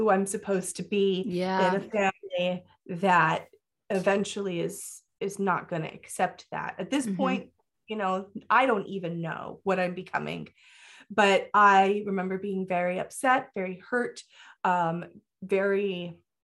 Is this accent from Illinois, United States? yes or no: no; Florida, United States; I grew up in Florida.